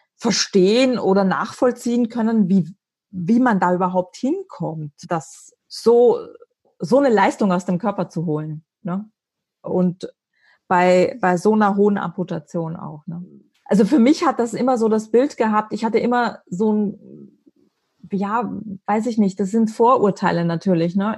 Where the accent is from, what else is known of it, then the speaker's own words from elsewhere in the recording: Austria; ich bin als Österreicherin